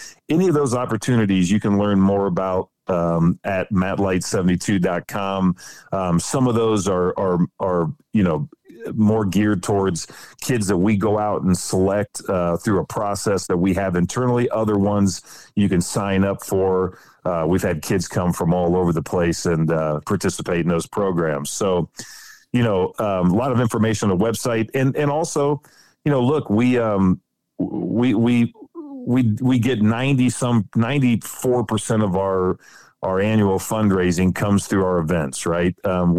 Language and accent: English; Ohio, United States; that's some of my fondest memories growing up in Ohio and chasing squirrels and rabbits, you know, with uncles and cousins and all that good stuff.